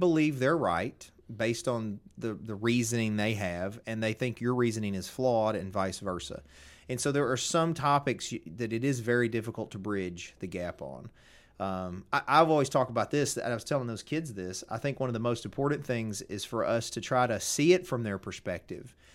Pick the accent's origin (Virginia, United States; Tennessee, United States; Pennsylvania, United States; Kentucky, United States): Tennessee, United States; Covington; I'm from Covington.